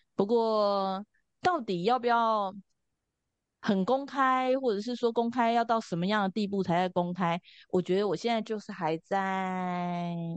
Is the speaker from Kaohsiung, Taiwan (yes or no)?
no; Taipei, Taiwan; 我是从小是在，就是我们家在通化夜市的附近，通化市场的附近。那从小就在这边长大